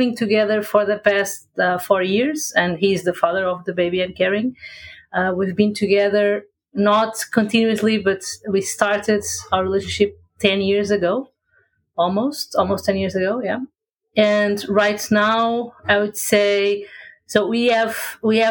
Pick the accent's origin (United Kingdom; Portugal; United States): Portugal; I'm from Portugal, in Europe.